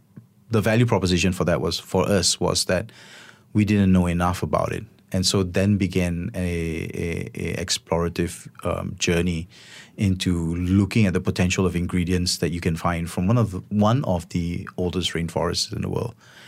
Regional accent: Selangor, Malaysia; I grew up in Sea Park, and there was always like a rambutan tree, or there was like a small cherry tree or a guava tree.

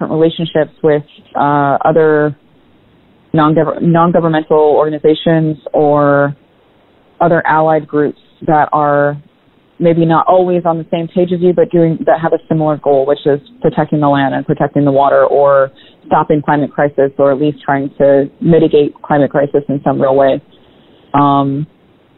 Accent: Minnesota, United States; moved away; also born or lived in Washington, D.C.; my home state, around Minnesota

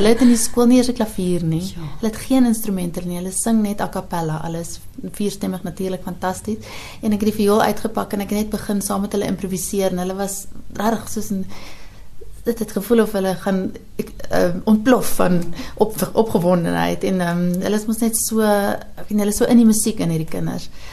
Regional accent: Pretoria, Gauteng, South Africa; now in Hamburg, Germany; ek kom natuurlik uit Pretoria, uit die oostelike deel van Pretoria

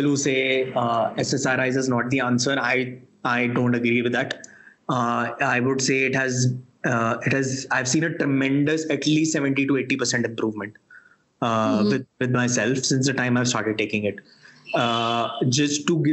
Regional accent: Delhi, India; moved away as an adult; also born or lived in Sri Lanka; I was born and brought up in Delhi

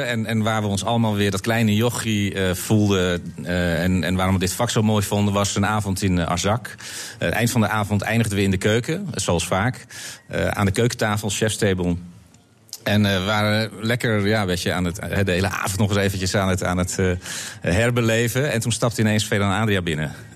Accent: North Holland, Netherlands; bij ons in Noord-Holland

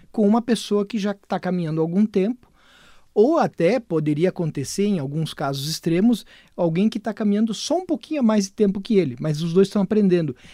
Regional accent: Brazil; eu nasci no Brasil

